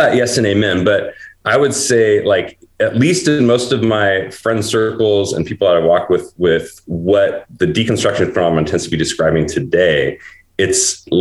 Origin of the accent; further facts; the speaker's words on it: Portland, United States; my hometown, Portland, 40 years where I grew up